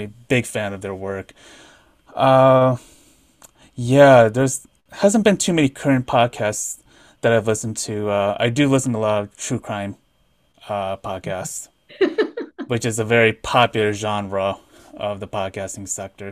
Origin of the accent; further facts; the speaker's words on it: Midwest, United States; I'm from the Midwest